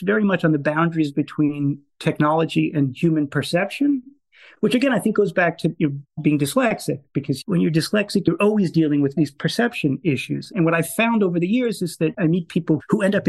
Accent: Long Island, New York, United States; I grew up in New York on Long Island. I grew up in a suburb of Manhattan.

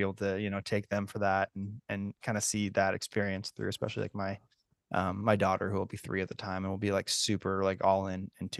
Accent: San Francisco, California, United States; so I grew up in the San Francisco area.

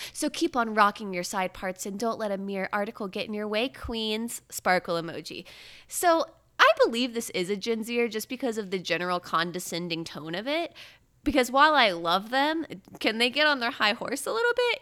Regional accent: Brevard County, Florida, United States; I'm from Countdown County, three two one, Space Coast, Kennedy Space Center

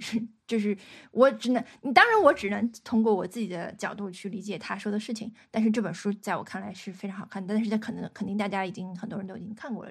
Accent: northern China, China; 我是嗯。北方人嘛

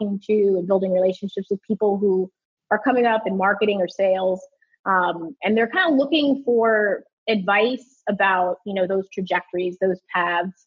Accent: New York City, New York, United States; I grew up in the New York City area

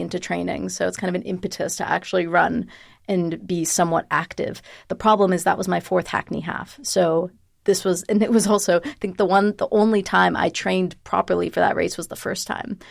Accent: United States; moved away as an adult; now in United Kingdom; being an American citizen

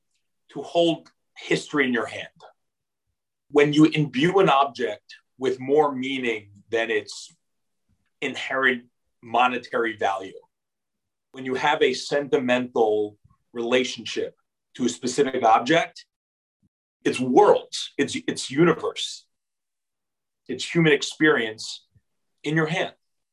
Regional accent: Israel; So, you know, I grew up like in Israel. We liked it. It was a nice thing. I can't say we were massively flag-waving Zionists.

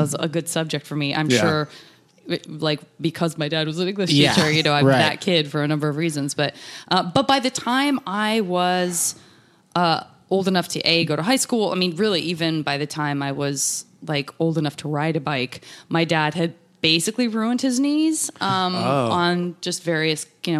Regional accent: Tucson, Arizona, United States; Tucson, Arizona.

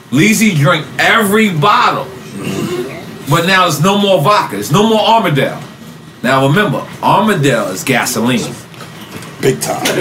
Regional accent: New York, United States; Like I'm from LeFrak. We got

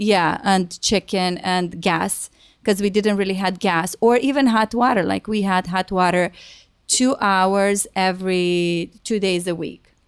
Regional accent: Rădăuți, Suceava County, Romania; moved away as an adult; now in United States; I'm originally from Romania. Um, I moved to America when I was twenty-one

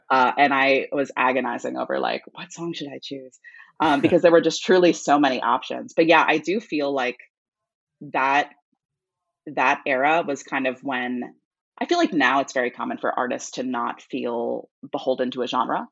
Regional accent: New York area, United States; I'm from the New York area.

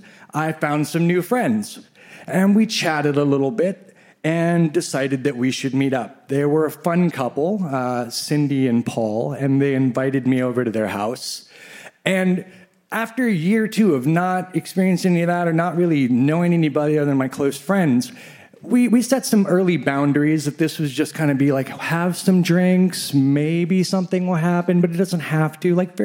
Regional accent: Midwest, United States; I grew up in the Midwest

